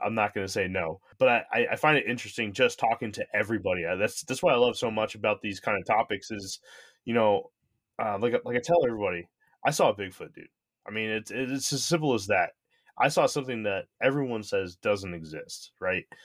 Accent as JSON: {"language": "English", "region": "Connecticut", "country": "United States", "tie": "born or raised there", "moved": "yes", "said": "I grew up in the Northeast, I grew up in Connecticut"}